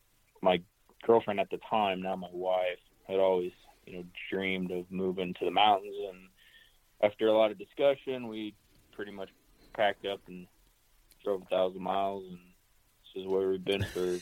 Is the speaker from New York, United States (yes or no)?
no; Kansas, United States; now in Montana, United States; I'm a transplant. I'm from Northeast Kansas originally, and I actually worked for Kansas Wildlife and Parks for 4 years as a public lands manager.